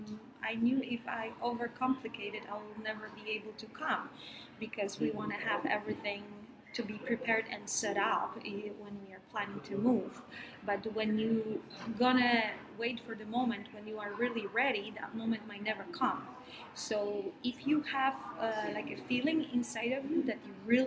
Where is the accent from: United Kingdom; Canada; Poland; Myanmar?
Poland; also born or lived in Denmark; now in New York, United States; I moved here from Denmark and I'm Polish.